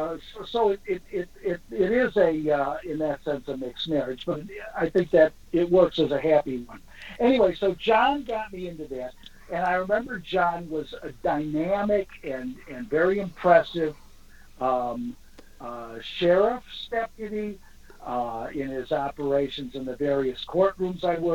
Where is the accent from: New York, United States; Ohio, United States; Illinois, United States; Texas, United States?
Illinois, United States; Chicago